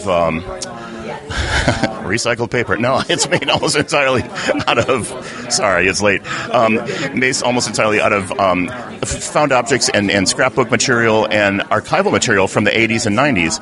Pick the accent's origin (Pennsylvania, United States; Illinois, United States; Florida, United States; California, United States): Illinois, United States; Chicago; now in Los Angeles, United States; I'm from Chicago originally and live in L.A.